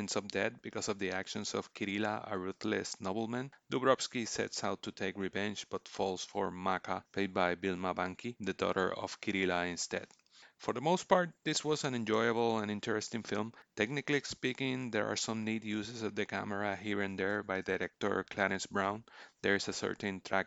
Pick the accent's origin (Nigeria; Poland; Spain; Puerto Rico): Puerto Rico; I was born and raised in Puerto Rico, I still live here